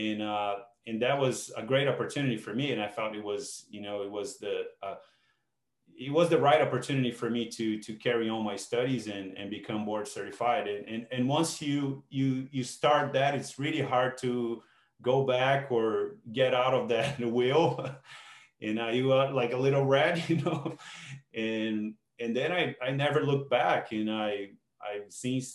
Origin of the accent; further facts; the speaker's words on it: Brazil; moved away as an adult; now in Canada; I feel that I'm Brazilian. I'm also Canadian now, but I'm truly a Brazilian man, I guess. You know, I like to keep my roots. You know, that's where I come from. You know, I spent 30 years of my life there.